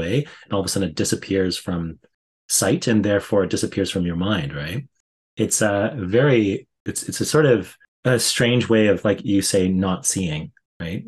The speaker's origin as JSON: {"language": "English", "town": "Fort McMurray", "region": "Alberta", "country": "Canada", "tie": "born or raised there", "said": "I grew up in Fort McMurray"}